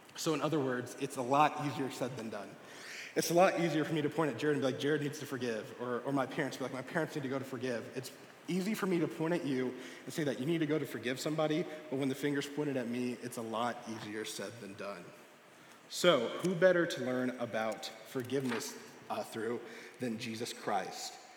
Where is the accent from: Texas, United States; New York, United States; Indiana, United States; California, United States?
Texas, United States; now in Springfield, United States; I'm from Texas